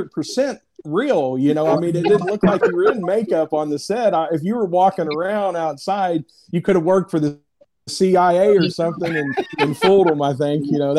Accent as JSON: {"language": "English", "region": "Kentucky", "country": "United States", "tie": "born or raised there", "also_born_or_lived": "Ohio", "accent": "Kentucky", "said": "Yeah, and I was born in Ohio. So I lived there like 5 or 6 years, and my family was from Kentucky, and dad went up there to work. So I was up there for about 6 years. So I guess I picked up a lot of that, and then it mixed with the Kentucky."}